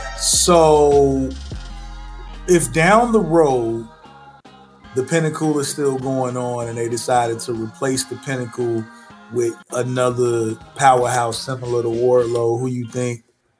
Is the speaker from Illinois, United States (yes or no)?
yes; Chicago, Illinois, United States; look at my hometown.